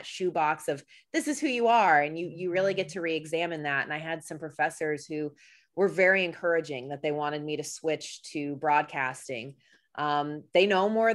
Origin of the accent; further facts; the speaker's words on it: outside of Atlanta, Georgia, United States; And so we grew up outside of Atlanta.